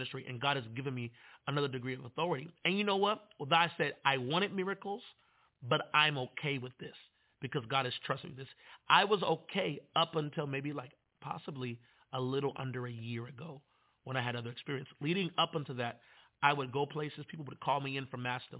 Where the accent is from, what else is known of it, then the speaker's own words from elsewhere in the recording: Manassas, Virginia, United States; I'm from Manassas